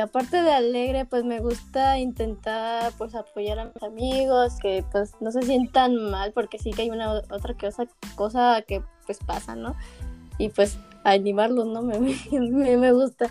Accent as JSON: {"language": "Spanish", "town": "Guadalajara", "region": "Jalisco", "country": "Mexico", "said": "yo también soy de Guadalajara, Jalisco"}